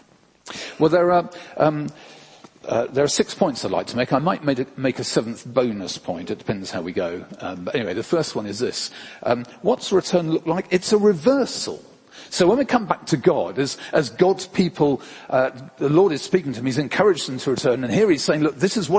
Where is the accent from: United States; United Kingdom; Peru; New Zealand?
United Kingdom; England; we're English